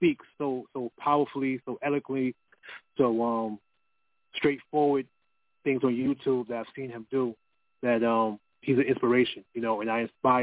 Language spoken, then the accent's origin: English; New York City, New York, United States; I'm from Queens, New York